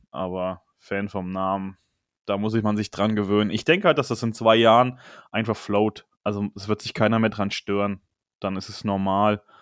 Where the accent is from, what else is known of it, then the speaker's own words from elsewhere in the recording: Hesse, Germany; Ich komme aus der Nähe von Marburg. Der ein oder andere kriegt das vielleicht immer mal mit, bei, wie ich rede oder auch bei der Begrüßung.